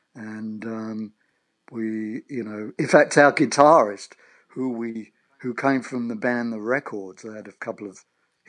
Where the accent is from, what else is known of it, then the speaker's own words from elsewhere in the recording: United Kingdom; now in Long Island, United States; being a British in, you know, a British expatriate living on Long Island, I have to adjust my accent to what.